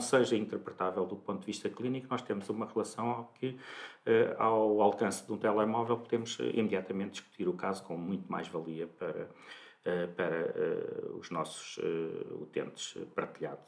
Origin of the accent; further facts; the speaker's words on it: Santarém, Santarém District, Portugal; moved away as an adult; now in Lisbon, Portugal; eu nasci em Santarém